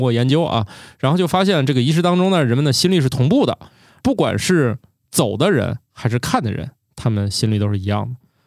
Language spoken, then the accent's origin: Chinese; China; 我们中国人